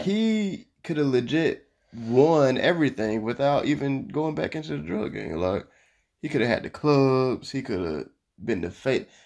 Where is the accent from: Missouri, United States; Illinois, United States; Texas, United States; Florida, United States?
Florida, United States; I'm from Florida